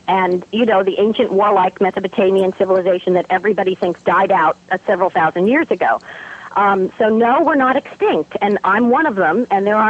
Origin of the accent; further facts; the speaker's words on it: New York, United States; accent: New York; So I had to work very hard to lose my New York accent.